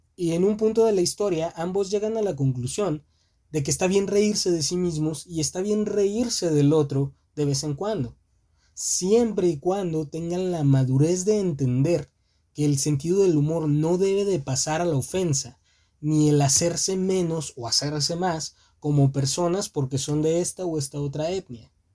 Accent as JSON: {"language": "Spanish", "country": "Mexico", "said": "somos nacidos en México"}